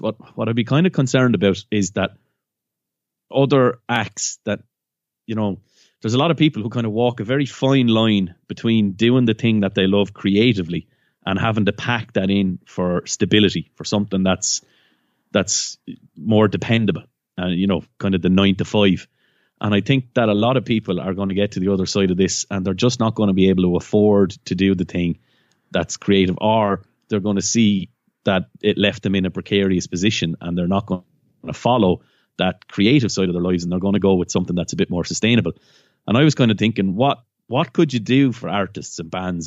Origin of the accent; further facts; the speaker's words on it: County Waterford, Munster, Ireland; I'm from County Waterford